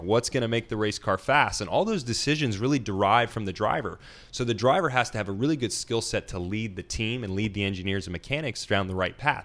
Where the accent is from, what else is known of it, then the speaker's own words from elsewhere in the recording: Nashville, Tennessee, United States; I'm from Nashville, Tennessee